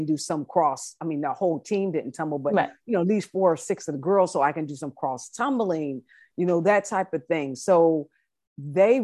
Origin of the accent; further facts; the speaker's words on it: United States; I was coming as the American coach